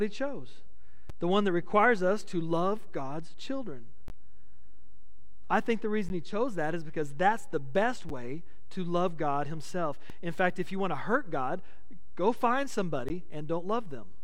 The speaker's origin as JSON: {"language": "English", "town": "Midland", "region": "Texas", "country": "United States", "tie": "born or raised there", "also_born_or_lived": "Grand Prairie, Texas", "moved": "as an adult", "said": "I moved from Midland to Grand Prairie, so I was in the big city, you know. I was in the Metroplex, and I'd always lived in a small West Texas town"}